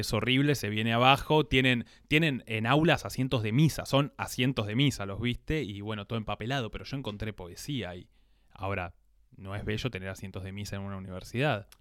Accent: Buenos Aires Province, Argentina; nosotros como somos señoras paqueta de zona norte

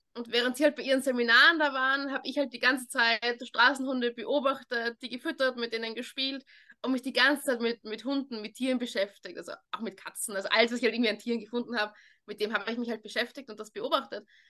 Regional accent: Vienna, Austria; weil ich in so einer kleinen Gemeindebauwohnung aufgewachsen bin in Wien.

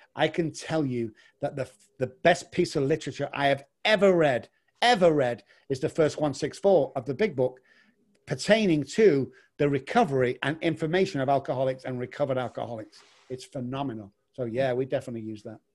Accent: England, United Kingdom; moved away; also born or lived in Manchester, United Kingdom; I'm actually from England

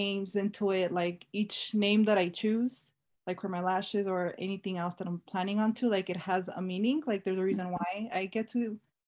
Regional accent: Las Vegas, Nevada, United States; also born or lived in Torrance, California / Chicago; And then I did move to Chicago for like about 2 years. And then when I was 13, I moved here. So most of my childhood, yeah, I grew up in Las Vegas.

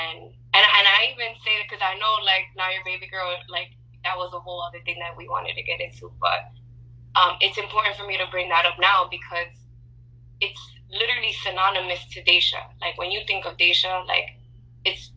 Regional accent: New York City, New York, United States; also born or lived in Dallas; growing up in New York my whole life

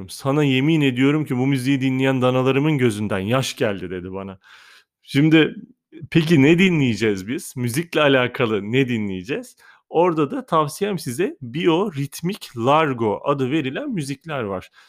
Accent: Kahta, Adıyaman, Turkey; Adıyaman Kahtalıyım bu arada ben.

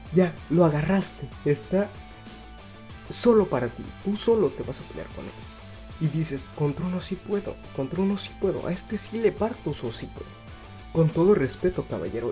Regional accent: Mexico; yo soy de México

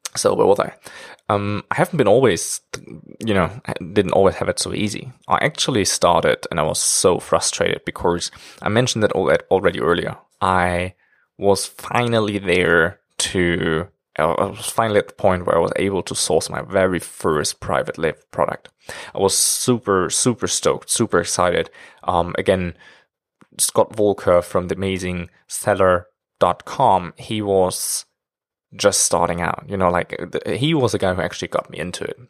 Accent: Germany; moved away as an adult; now in China; I'm actually from Germany. And now I'm living in China for almost five years already

